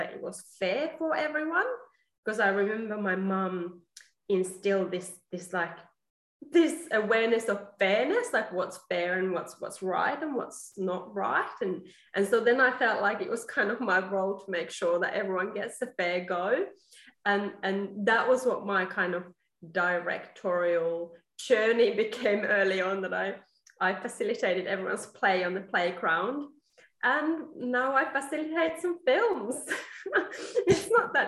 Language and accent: English; Finland; moved away as an adult; also born or lived in England / Australia; now in Melbourne, Australia; I grew up in Finland, and then I studied in England, and I have been in Australia for about 12 years now.